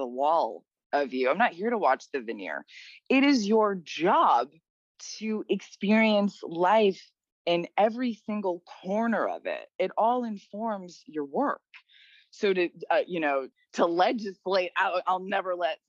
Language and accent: English; New York, United States; we're from New York